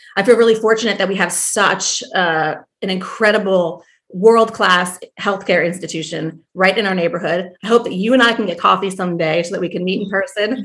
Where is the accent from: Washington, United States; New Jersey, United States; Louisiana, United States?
New Jersey, United States; moved away as an adult; also born or lived in New York; I'm originally from New Jersey